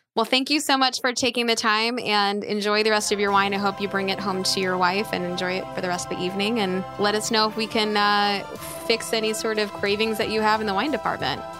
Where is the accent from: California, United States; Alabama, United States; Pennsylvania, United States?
Pennsylvania, United States; Philadelphia; my hometown of Philadelphia